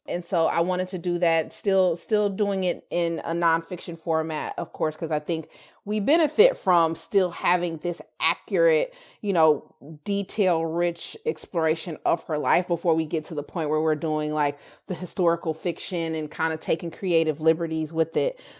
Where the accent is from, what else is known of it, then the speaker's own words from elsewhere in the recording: Kansas City, Missouri, United States; also born or lived in Georgia; I was from Kansas City